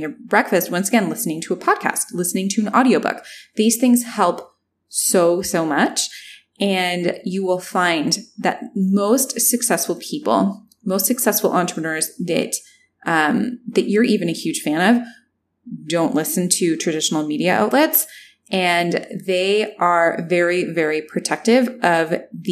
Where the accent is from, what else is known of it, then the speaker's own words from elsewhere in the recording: Canada; also born or lived in Toronto; I'm Canadian and I was in Toronto